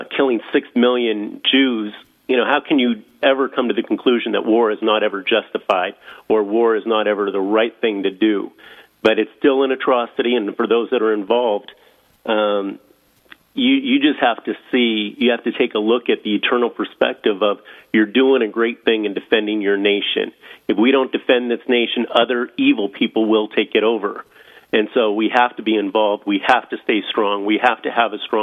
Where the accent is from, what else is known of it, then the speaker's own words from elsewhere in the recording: Erie, Pennsylvania, United States; moved away as an adult; I grew up in Erie